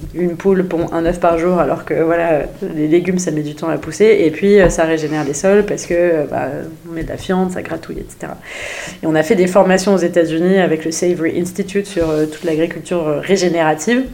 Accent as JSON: {"language": "French", "region": "Normandy", "country": "France", "said": "je suis normande, c'est pas trop loin de Paris"}